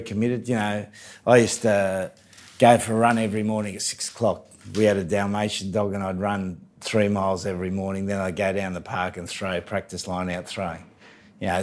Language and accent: English; New South Wales, Australia; moved away as an adult; now in England; we were the best team in New South Wales from this little working class place